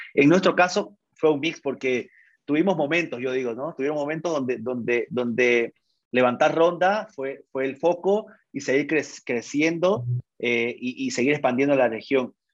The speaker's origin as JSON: {"language": "Spanish", "town": "Santa Cruz de la Sierra", "region": "Santa Cruz", "country": "Bolivia", "said": "yo soy cruceño, 36 años acabo de cumplir casado con, cuatro hijos, ingeniero de sistema de profesión, estudié aquí en, la Universidad Gabriel de Moreno, me formé en Santa Cruz"}